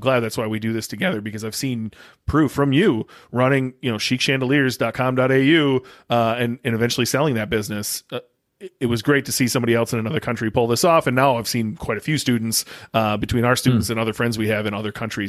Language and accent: English; United States; I'm so American